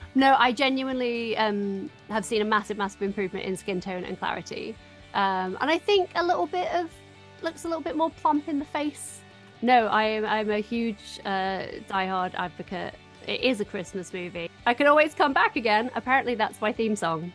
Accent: Doncaster, Yorkshire and the Humber, United Kingdom; moved away as an adult; now in Los Angeles, United States; I am also from Doncaster

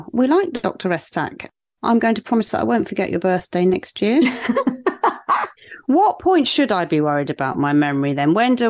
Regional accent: Cornwall, South West England, United Kingdom; accent: Cornish; because I'm recording this in Cornwall.

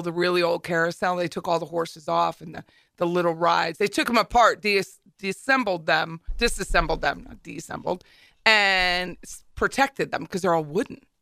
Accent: Hershey, Pennsylvania, United States; moved away; also born or lived in Harrisburg, Pennsylvania; my hometown of Hershey

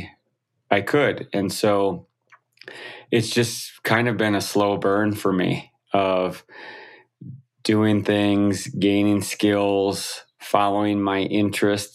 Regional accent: Wisconsin, United States; I grew up in the Midwest of the United States, Wisconsin

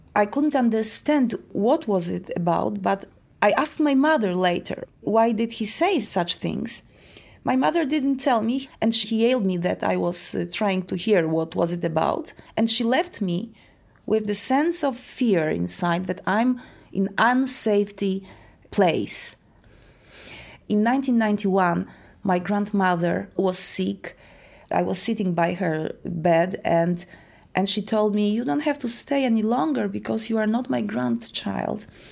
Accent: Poland; I live in Warsaw, in Poland. I was born in Poland

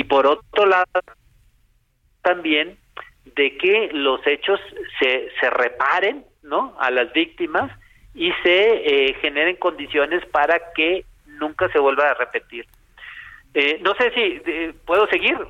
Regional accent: Culiacán, Sinaloa, Mexico; yo soy de Culiacán

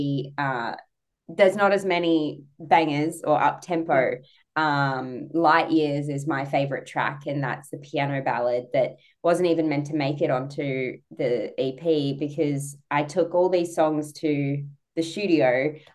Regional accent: Australia; I'm so Australian.

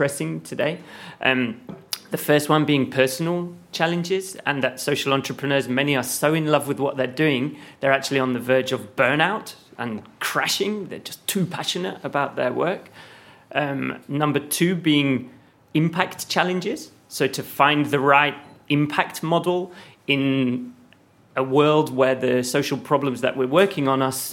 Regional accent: United Kingdom; now in Berlin, Germany; I'm a British guy living in Berlin.

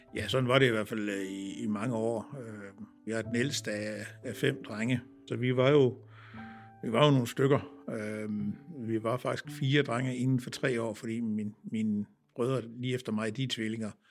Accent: Ringkøbing, Central Denmark Region, Denmark; moved away; jeg er født og opvokset øh, på egen omkring Ringkøbing, øh, på Holmsland, øh, midt imellem Ringkøbing og Søndervig

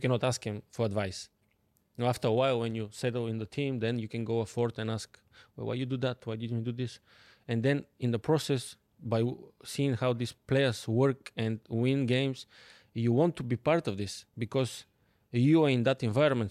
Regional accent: Bulgaria; English is a second language; moved away as an adult; now in London, United Kingdom; I'm coming from Bulgaria. Like, yeah. small country

